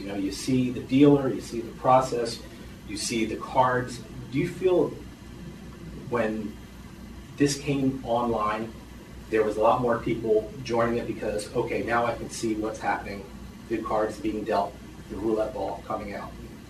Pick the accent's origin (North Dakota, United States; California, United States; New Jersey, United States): New Jersey, United States; I'm from New Jersey